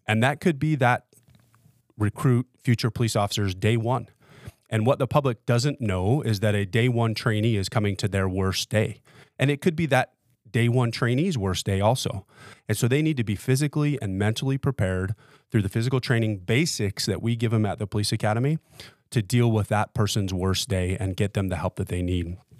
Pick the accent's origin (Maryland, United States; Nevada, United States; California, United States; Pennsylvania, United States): Nevada, United States; Las Vegas; born and raised in Las Vegas